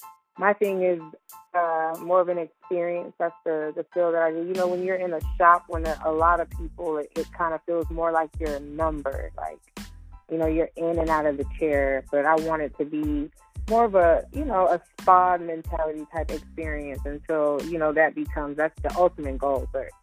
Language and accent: English; Georgia, United States; Well, no, we were in Georgia. I fell in love with the team, Miami Heat. But that's always been my team. I haven't lived in Miami.